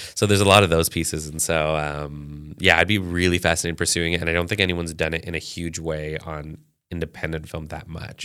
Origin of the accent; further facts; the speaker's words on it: Canada; I was born in Canada